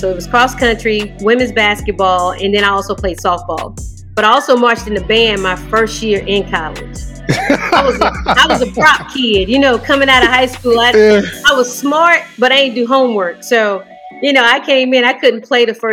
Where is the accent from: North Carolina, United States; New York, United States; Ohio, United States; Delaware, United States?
North Carolina, United States; Winston-Salem; I'm from the same city where I'm coaching at. So growing up in Winston was a little different.